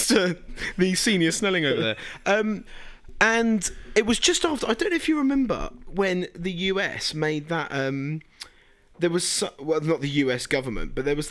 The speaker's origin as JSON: {"language": "English", "region": "England", "country": "United Kingdom", "said": "I'm English"}